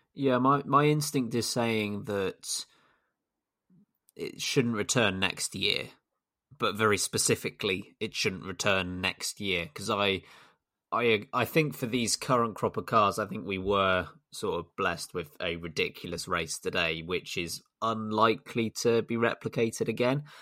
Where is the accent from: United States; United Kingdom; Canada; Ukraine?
United Kingdom; as a Brit